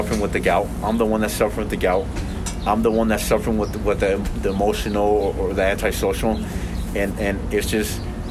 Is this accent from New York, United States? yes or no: no; Elko, Nevada, United States; also born or lived in Los Angeles, California; now in Salt Lake City, United States; when I grew up in Elko, Nevada, me and my native brothers